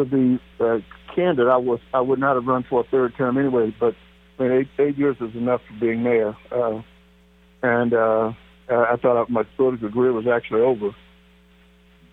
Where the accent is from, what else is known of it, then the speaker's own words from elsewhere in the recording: Wichita Falls, Texas, United States; moved away as an adult; also born or lived in Waxahachie, Texas; now in Kansas City, United States; I'm a native of Texas. I was born in Waukesha, Texas, 26 minutes from downtown Dallas, and graduated from high school in Wichita Falls, Texas.